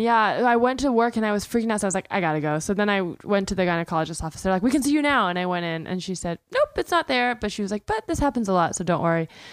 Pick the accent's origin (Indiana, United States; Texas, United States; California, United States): California, United States; the Bay Area; I grew up in the Bay Area